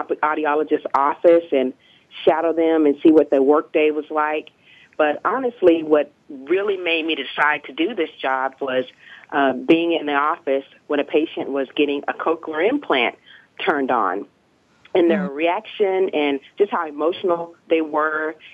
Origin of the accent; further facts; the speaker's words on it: Dallas, Texas, United States; also born or lived in Pennsylvania; I was born and raised in Dallas, Texas.